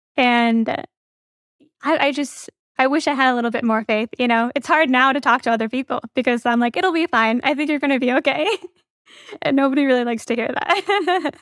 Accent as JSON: {"language": "English", "region": "Midwest", "country": "United States", "tie": "born or raised there", "said": "my parents are Indian. I grew up in the Midwest"}